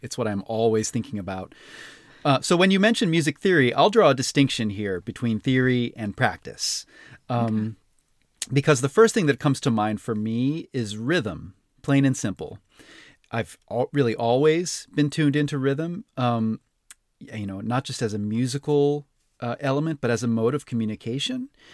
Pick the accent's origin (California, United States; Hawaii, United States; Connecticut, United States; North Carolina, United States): Hawaii, United States; Honolulu; I was born and raised in Honolulu on the island of mm. Oahu